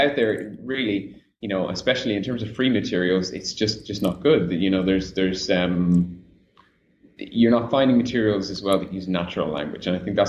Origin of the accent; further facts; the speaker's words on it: Ireland; now in Rio de Janeiro, Brazil; as an Irish person, we're kind of taught from a young age that, you know, when you have a sunny day, you've got to take advantage of it.